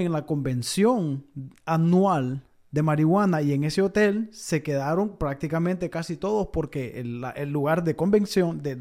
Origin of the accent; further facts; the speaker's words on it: Honduras; moved away; Cuando, cuando yo vine de Honduras, creo yo que el dólar estaba como a, a 19 18